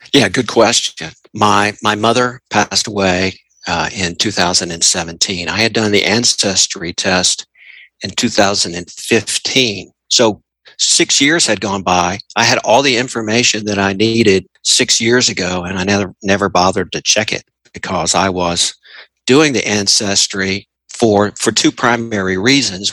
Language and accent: English; Tennessee, United States; I am 59 years old and I am from Tennessee